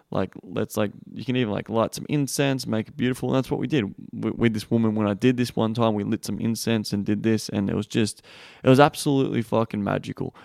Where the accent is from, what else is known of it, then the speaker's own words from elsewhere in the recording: Australia; I'm from Australia